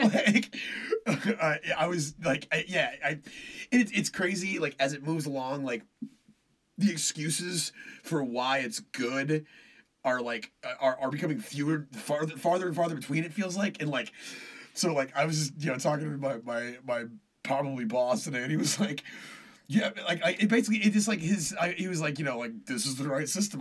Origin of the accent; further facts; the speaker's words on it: Killeen, Texas, United States; now in Austin, United States; my hometown, back home in Killeen